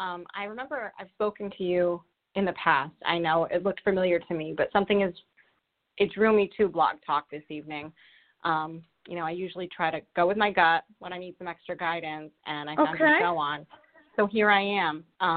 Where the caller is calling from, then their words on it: Rhode Island, United States; I'm calling from Rhode Island.